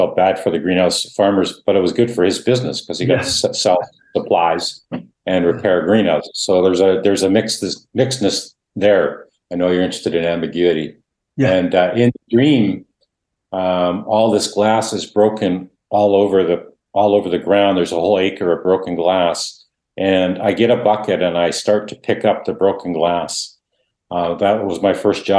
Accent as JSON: {"language": "English", "country": "Canada", "tie": "born or raised there", "first_language": "Dutch", "second_language": "English", "said": "I grew up thinking I wasn't Canadian, but I was Dutch"}